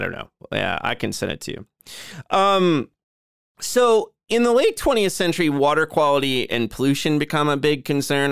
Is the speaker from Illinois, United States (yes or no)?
yes; Joliet, Illinois, United States; my hometown of Joliet.